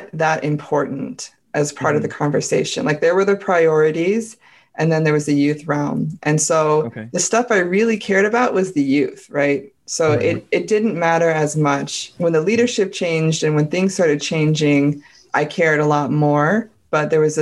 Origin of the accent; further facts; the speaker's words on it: United States; I'm like as American as you can get